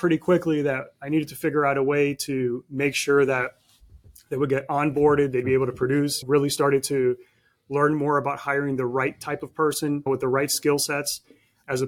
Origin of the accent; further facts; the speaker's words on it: Miami, Florida, United States; I was born and raised in Miami.